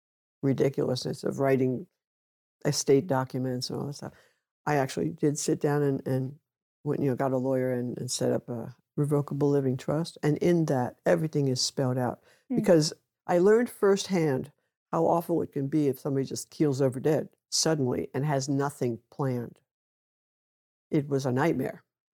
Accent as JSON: {"language": "English", "town": "New York City", "region": "New York", "country": "United States", "tie": "born or raised there", "said": "I grew up in a European environment. New York was mostly European back then. And of course, my family was Polish."}